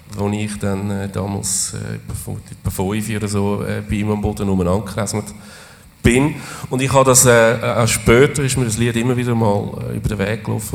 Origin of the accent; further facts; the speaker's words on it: Zurich, Switzerland; wir sind Zürcher